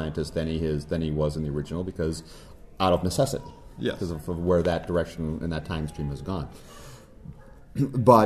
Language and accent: English; Cleveland, Ohio, United States; I was born in Cleveland